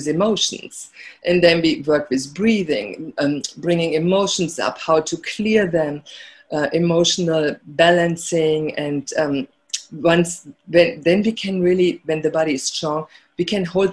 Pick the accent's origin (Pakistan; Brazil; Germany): Germany; moved away; growing up in Germany